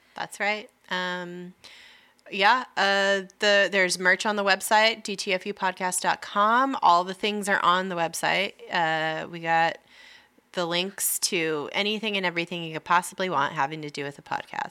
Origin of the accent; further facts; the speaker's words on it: Lake Arrowhead, California, United States; we grew up in Lake Arrowhead.